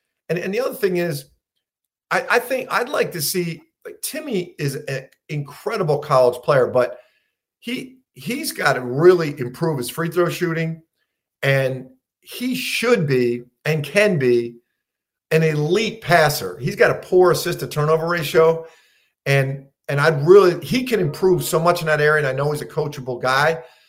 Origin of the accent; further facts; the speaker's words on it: Philadelphia, Pennsylvania, United States; growing up in Philly, I love all the teams.